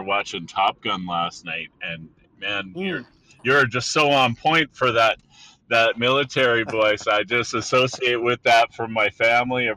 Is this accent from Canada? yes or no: yes; Canada; I'm a Canadian